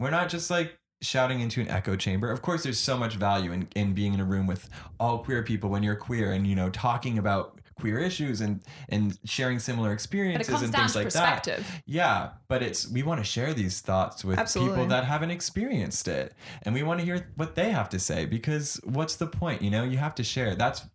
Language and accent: English; New York City, New York, United States; growing up in a liberal area